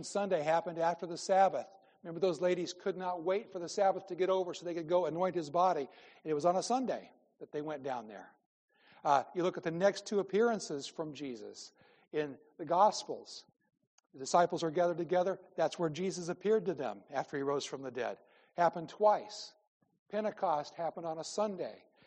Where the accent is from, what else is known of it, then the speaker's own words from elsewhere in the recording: Midwest, United States; moved away as an adult; I grew up in the Midwest